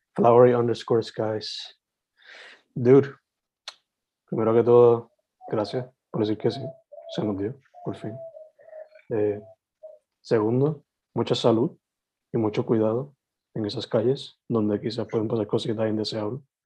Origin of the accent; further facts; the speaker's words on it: Sabana Grande, southwest Puerto Rico, Puerto Rico; also born or lived in San Germán; yo siendo alguien naturalmente del suroeste, porque me crié en Sabana Grande, San Germán, esas dos áreas